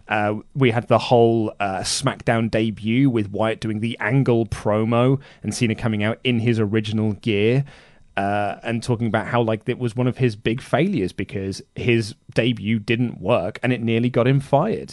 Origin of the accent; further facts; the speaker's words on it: United Kingdom; I'm British